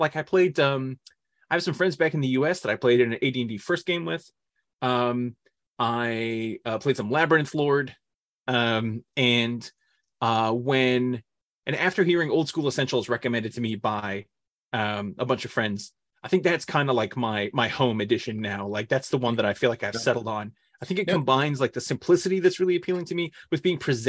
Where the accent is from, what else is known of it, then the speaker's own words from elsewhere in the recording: Northern California, United States; moved away; I grew up in California